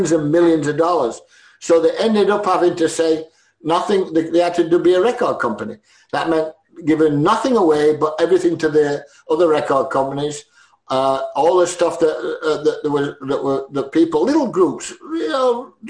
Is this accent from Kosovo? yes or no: no; Sheffield, Yorkshire and the Humber, United Kingdom; We're Sheffield people